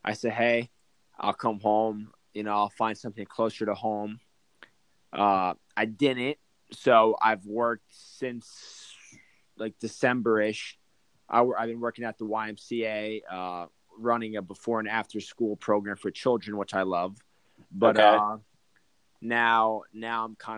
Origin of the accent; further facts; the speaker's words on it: Toms River, New Jersey, United States; I grew up in Toms River, New Jersey.